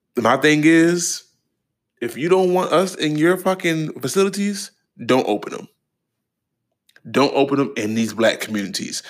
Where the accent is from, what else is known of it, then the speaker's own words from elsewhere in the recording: Baltimore, Maryland, United States; moved away; the restaurant back home in my hometown in Baltimore